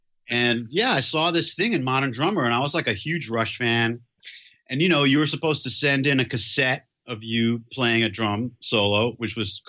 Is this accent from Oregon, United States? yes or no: no; New York City, New York, United States; when I was a teenager, I grew up in Manhattan, right in New York City. And in Chelsea was like located really close to Madison Square Garden and Penn Station.